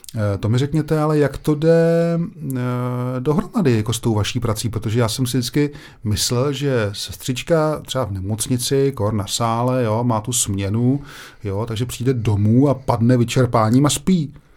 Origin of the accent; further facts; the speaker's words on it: Brno, South Moravian Region, Czechia; protože to je moje rodiště